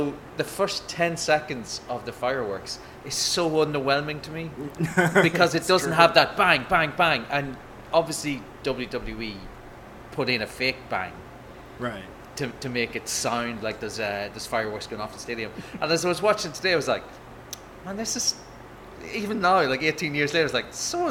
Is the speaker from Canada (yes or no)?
no; Ireland; because I'm living in Ireland, I'm Irish